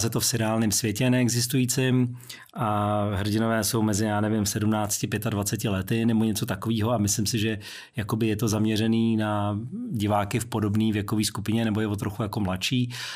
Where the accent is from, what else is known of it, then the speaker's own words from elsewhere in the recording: Prague, Czechia; moved away as an adult; also born or lived in United Kingdom; výtah v domě, kde jsem vyrůstal, na Vinohradech, v Polské ulici